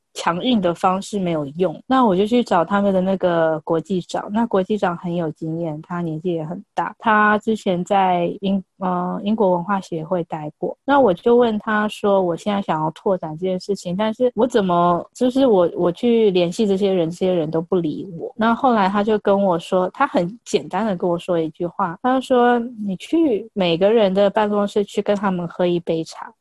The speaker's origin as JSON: {"language": "Chinese", "country": "Taiwan", "also_born_or_lived": "India / United Kingdom", "said": "我们台湾人"}